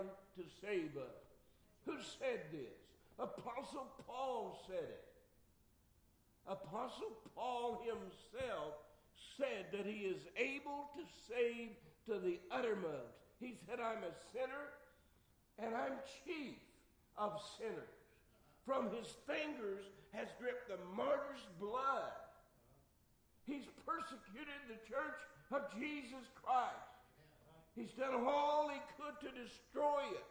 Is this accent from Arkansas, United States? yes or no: yes; Arkansas, United States; Arkansas, my home state